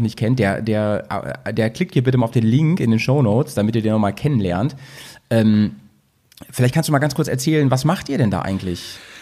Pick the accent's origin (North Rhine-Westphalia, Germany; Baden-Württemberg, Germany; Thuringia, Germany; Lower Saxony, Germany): Lower Saxony, Germany; Schaumburg; now in Bremen, Germany; ich komme aus Schaumburg